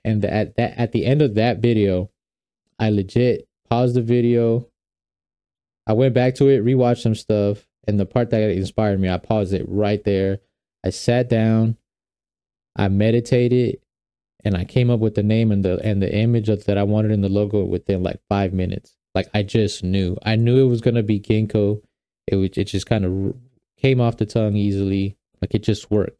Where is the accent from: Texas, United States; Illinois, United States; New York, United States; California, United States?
New York, United States; also born or lived in Guatemala (ancestry); now in Atlanta, United States; I'm originally from New York